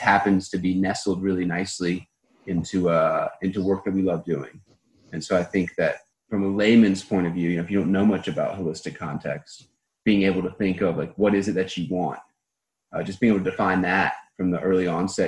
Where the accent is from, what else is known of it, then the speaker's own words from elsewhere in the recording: North Carolina, United States; moved away as an adult; also born or lived in Bahamas; now in Costa Rica; I'm originally from North Carolina in the states